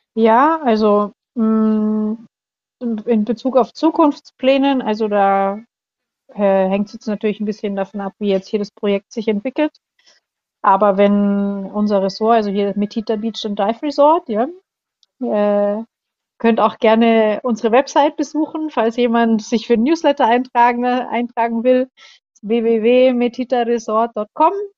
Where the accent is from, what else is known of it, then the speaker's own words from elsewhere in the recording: Germany; moved away as an adult; now in Indonesia; bei uns in Deutschland